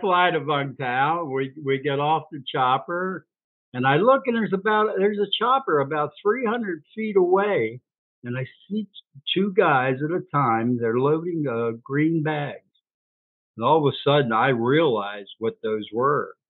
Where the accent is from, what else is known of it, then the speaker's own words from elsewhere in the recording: Baltimore, Maryland, United States; I'm from Baltimore